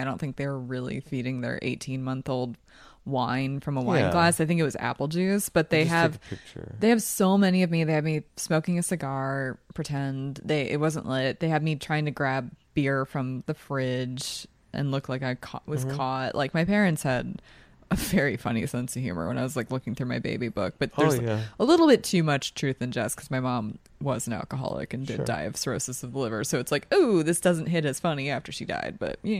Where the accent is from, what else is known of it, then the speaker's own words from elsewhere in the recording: Philadelphia, Pennsylvania, United States; accent: Philadelphia; Like, my accent's watered down from Philly.